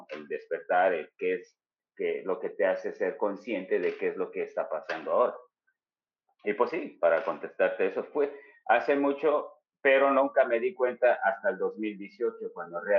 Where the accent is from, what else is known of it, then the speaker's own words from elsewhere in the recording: Chicago, Illinois, United States; yo crecí toda mi vida en Chicago, toda